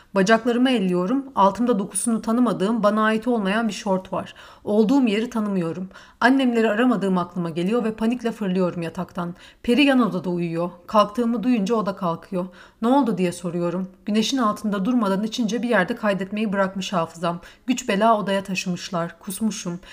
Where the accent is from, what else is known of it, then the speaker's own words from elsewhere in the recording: Istanbul, Turkey; ben İstanbulluyum. Bizde misafire hesap ödetilmez.